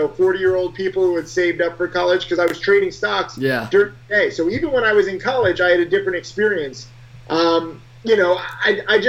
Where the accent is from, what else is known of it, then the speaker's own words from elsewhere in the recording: Connecticut, United States; moved away; I'm from a small town in Connecticut